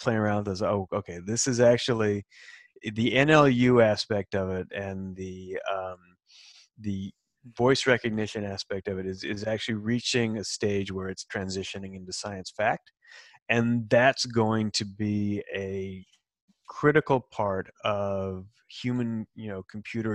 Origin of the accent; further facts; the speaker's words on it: Salt Lake City, Utah, United States; moved away as an adult; also born or lived in California; now in Seattle, United States; I'm actually from Salt Lake City and grew up in Utah and spent some time in California